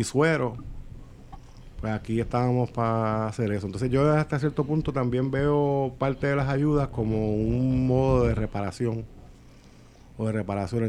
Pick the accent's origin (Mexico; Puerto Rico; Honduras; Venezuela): Puerto Rico; las necesidades de nosotros como puertorriqueños